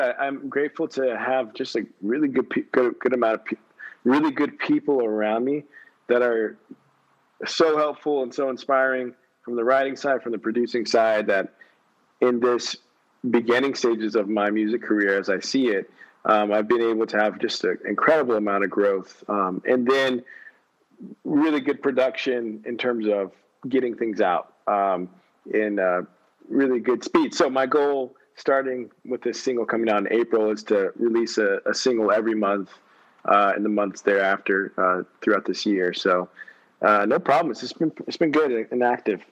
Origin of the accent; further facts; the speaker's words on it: San Antonio, Texas, United States; also born or lived in Houston, Texas; grew up in San Antonio